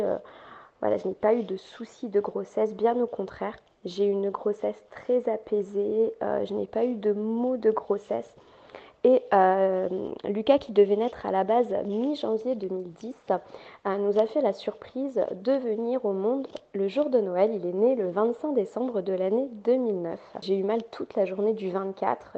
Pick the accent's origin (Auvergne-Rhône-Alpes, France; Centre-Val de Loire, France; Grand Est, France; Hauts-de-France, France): Hauts-de-France, France; Nord; je suis résidente du Nord, j'habite le Nord de la France